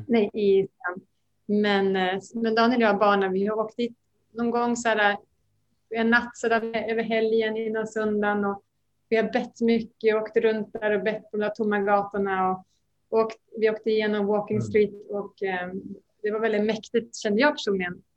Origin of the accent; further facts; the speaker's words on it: Västerås, Västmanland, Sweden; moved away as an adult; now in Bangkok, Thailand; Jag är en Västerås-tjej jag bodde hemma tills jag gifte mig